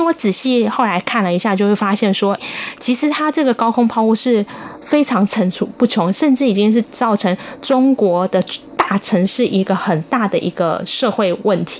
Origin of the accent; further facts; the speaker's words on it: Taiwan; 我们自己是在台湾 长大，然后考台湾的司法考试